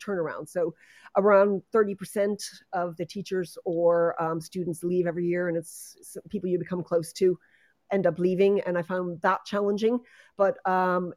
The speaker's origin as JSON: {"language": "English", "country": "United States", "also_born_or_lived": "Netherlands / Stockholm / Dublin", "moved": "as an adult", "said": "as you can hear from my accent, I come from the United States originally"}